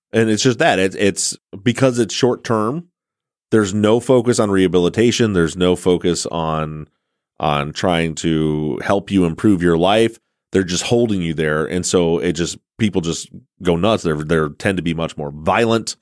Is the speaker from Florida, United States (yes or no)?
no; Michigan, United States; moved away; my home state of Michigan